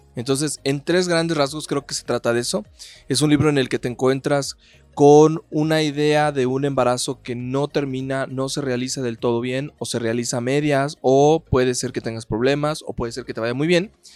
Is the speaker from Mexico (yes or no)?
yes; Mexico; cómo somos los mexicanos